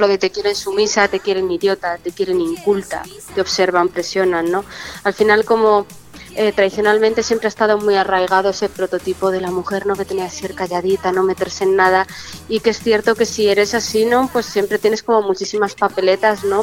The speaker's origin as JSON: {"language": "Spanish", "area": "Chamberí", "region": "Community of Madrid", "country": "Spain", "said": "yo soy muy de Chamberí mi barrio"}